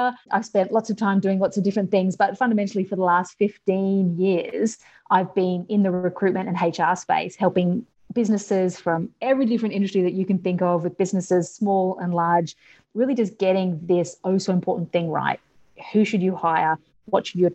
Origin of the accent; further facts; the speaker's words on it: Australia; accent: Australian; As you can tell from my accent, I'm Australian, so I'm all the way over in Australia